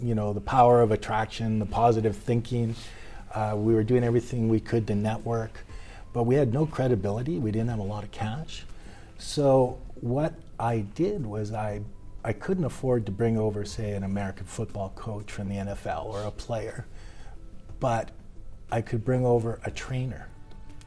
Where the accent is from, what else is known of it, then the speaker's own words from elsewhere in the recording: Winnipeg, Manitoba, Canada; now in Japan; I was born in Winnipeg, Canada.